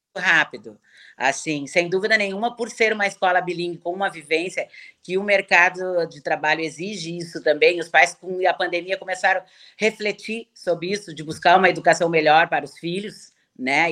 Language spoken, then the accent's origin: Portuguese; Porto Alegre, Rio Grande do Sul, Brazil; eu sou gaúcha, sempre morei em Porto Alegre